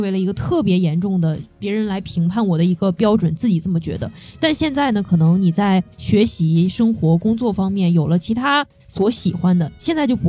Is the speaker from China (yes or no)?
yes; China; 其实我觉得我们中国人是有这种意识的。